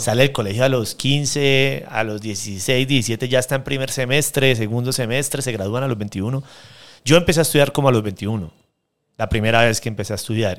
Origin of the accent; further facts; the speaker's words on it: Santander, Colombia; de donde yo vengo, en Santander